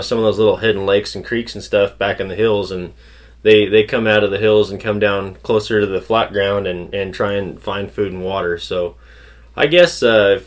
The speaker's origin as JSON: {"language": "English", "town": "Paso Robles", "region": "California", "country": "United States", "tie": "born or raised there", "also_born_or_lived": "Salinas Valley, California", "said": "I was born in the Salinas Valley and then raised in Paso Robles area, northern San Luis Obispo County"}